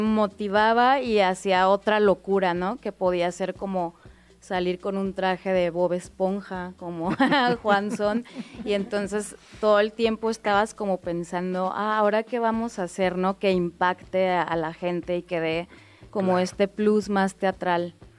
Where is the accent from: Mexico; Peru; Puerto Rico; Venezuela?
Mexico; Guadalajara, Jalisco; born or raised there